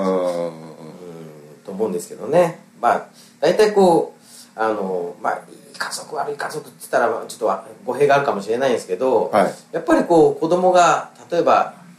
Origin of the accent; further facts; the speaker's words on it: Miyazaki, Japan; 僕たち宮崎出身